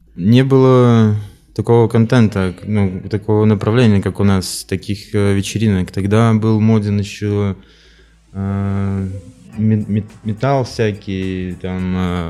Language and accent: Russian; Farinovo, Vitebsk Region, Belarus; я родился под Полоцком в деревне, ну, это городской поселок, Фариново называется